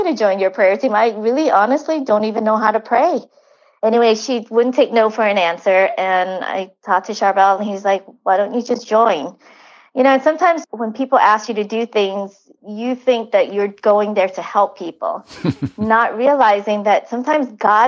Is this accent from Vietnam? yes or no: yes; Vietnam; moved away; I was from Vietnam.